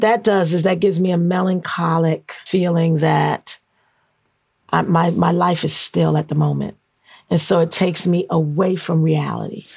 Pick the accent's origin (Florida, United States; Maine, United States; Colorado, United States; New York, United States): New York, United States; New York City; None of them realized I was from Flatbush